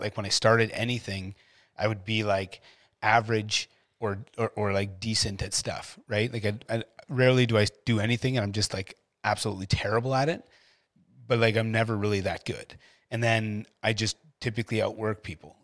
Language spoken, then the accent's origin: English; Ottawa, Ontario, Canada; moved away as an adult; I came from Ottawa